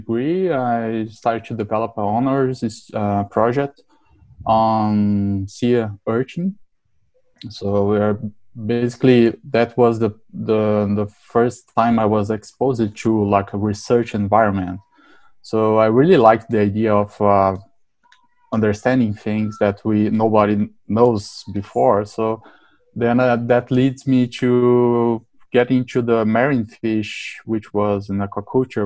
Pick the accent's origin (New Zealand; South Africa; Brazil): Brazil; South Brazil; moved away; I was born and raised in a small town in the middle of South Brazil